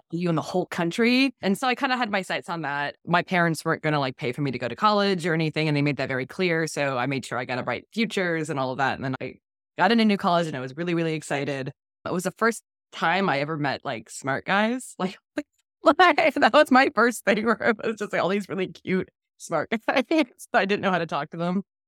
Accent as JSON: {"language": "English", "region": "Florida", "country": "United States", "tie": "born or raised there", "said": "growing up in Florida, my parents were progressive"}